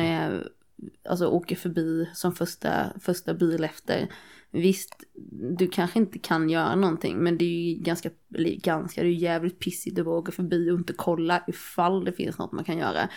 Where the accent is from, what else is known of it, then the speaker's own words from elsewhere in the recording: Nässjö, Jönköping County, Sweden; jag kommer från Nässjö, det är också en skithåla.